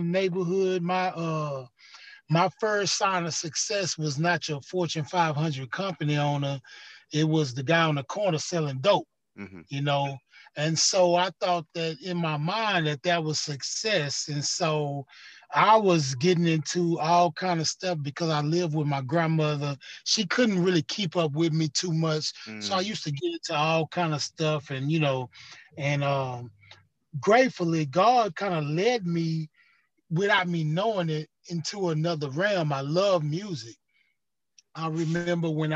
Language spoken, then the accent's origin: English; Houston, Texas, United States; Yep, I was actually born in Fifth Ward. We used to have a hospital in Fifth Ward called St. Elizabeth. And so I was born in St. Elizabeth on Lyon Street, which is in Fifth Ward in Houston, Texas.